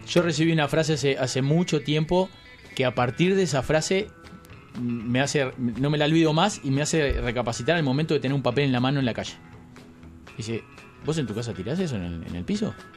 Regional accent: Uruguay; somos de Uruguay

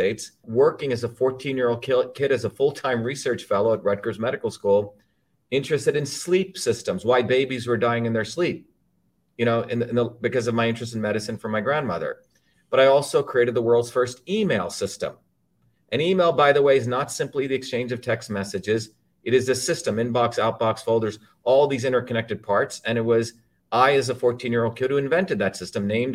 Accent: India; moved away; I grew up originally in India

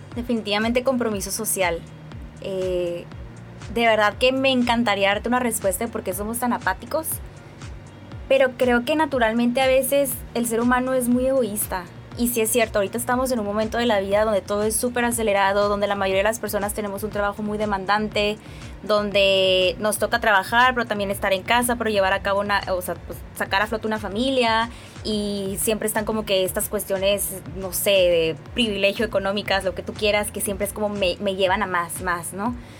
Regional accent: Mexicali, Baja California, Mexico; Soy cachanilla, nací aquí en Mexicali, Baja California.

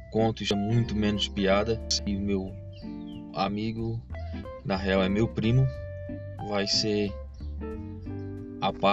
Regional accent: Palhoça, Santa Catarina, Brazil; A gente estava numa praia aqui de a Grande Florianópolis, né, que a gente é de Floripa, a gente é de Palhoça. Palhoça, né? Palhoça que é a terra querida.

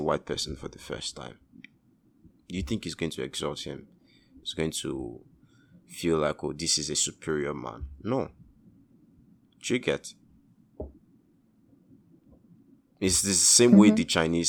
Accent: Nigeria

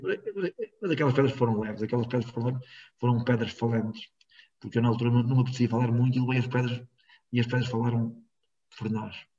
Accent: Rans, Norte, Portugal; em Rãs, na escola primária onde eu andei, em Rãs

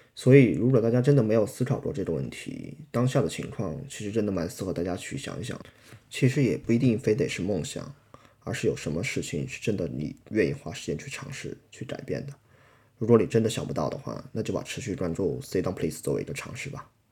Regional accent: China; 我们来自大陆

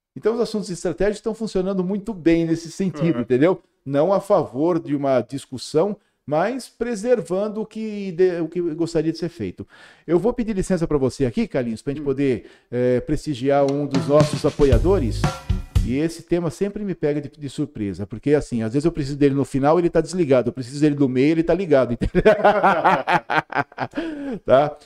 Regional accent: Limeira, São Paulo, Brazil; eu sou de Limeira

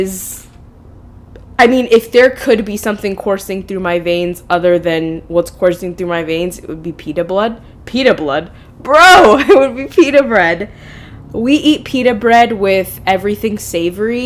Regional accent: United States; I'm an American, not an Egyptian.

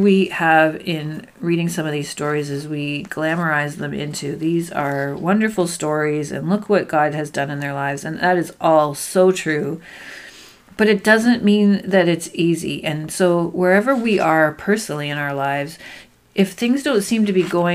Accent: Canada; we're Canadian

